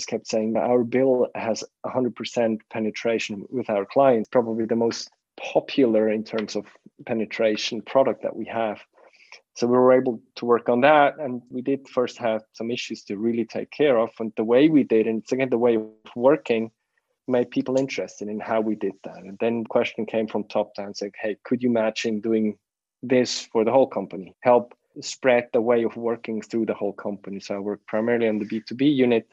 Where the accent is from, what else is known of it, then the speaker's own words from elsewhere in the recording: Bern, Switzerland; also born or lived in Zurich; we moved back from Zurich to the region of Bern where I grew up in.